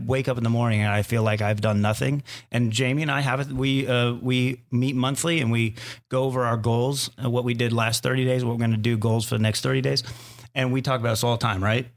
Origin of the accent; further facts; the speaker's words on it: Arizona, United States; I grew up in Arizona